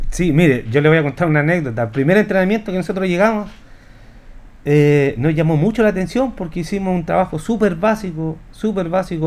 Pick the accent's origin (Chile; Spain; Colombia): Chile; Linares, Maule; uno como linarense